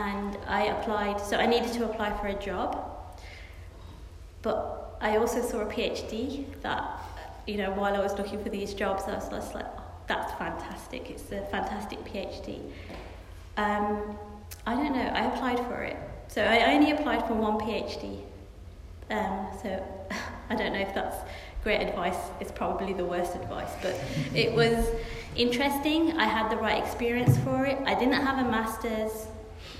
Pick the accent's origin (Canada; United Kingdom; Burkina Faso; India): United Kingdom; Birmingham, West Midlands; moved away; also born or lived in Oxford; I'm from Birmingham, I'm from a very inner city area.